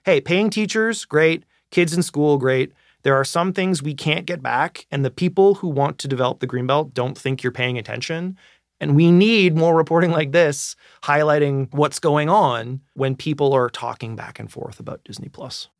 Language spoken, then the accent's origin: English; Canada; I am truly approaching this as a Canadian citizen and media consumer